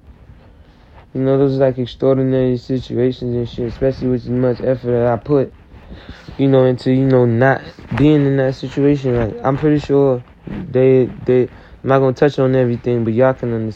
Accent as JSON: {"language": "English", "region": "the South", "country": "United States", "said": "I'm from the South"}